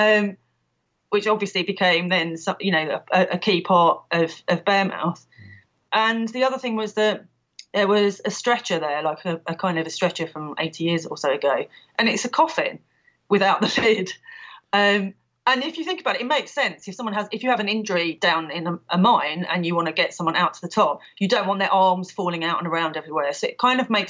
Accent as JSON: {"language": "English", "region": "London", "country": "United Kingdom", "moved": "yes", "lives_now": "Ludlow, United Kingdom", "said": "I'm from London originally, as I'm sure listeners will be able to tell from my accent."}